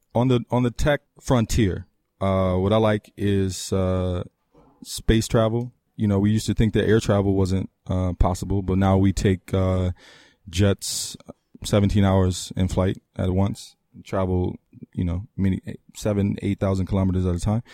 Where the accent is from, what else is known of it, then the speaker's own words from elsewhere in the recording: Trinidad & Tobago; moved away; I'm I'm Caribbean born from Trinidad and Tobago